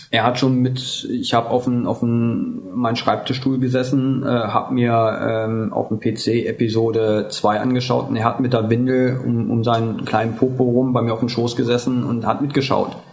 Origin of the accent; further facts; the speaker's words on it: West Germany, Germany; wie man ja hört, komme ich aus, ursprünglich aus Deutschland.